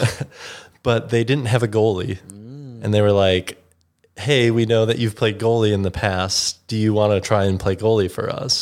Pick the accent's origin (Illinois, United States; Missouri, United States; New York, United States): Illinois, United States; Chicago; growing up in Chicago, used to go to Second City.